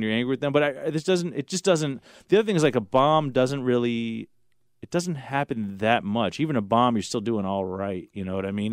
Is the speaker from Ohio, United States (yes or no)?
no; Los Angeles, California, United States; I grew up in Los Angeles